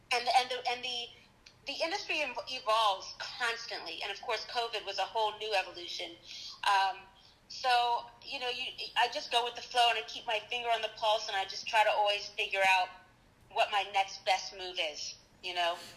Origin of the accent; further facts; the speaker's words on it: Charlottesville, Virginia, United States; moved away as an adult; now in New York, United States; I'm from Charlottesville